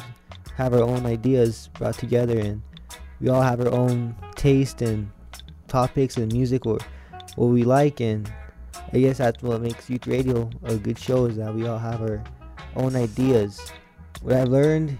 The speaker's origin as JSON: {"language": "English", "area": "Cochiti Pueblo", "region": "New Mexico", "country": "United States", "said": "I'm from Coach Du Pueblo"}